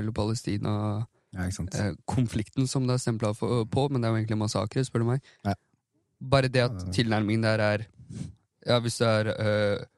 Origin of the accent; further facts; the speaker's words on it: Iran; det er noe fornærmende for meg som iraner mm. å se at symbolikken på, på det mm. ble en anti-hijab-kamp.